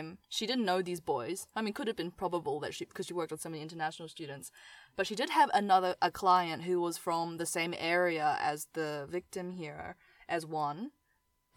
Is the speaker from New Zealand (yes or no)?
yes; New Zealand; I grew up in New Zealand.